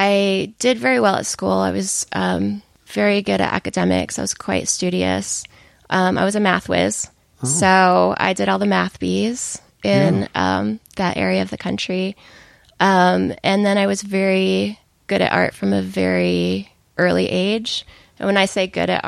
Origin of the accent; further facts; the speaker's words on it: Southern Connecticut, United States; moved away as an adult; also born or lived in Boston; now in Austin, United States; So I grew up in Southern Connecticut, about an hour from Manhattan.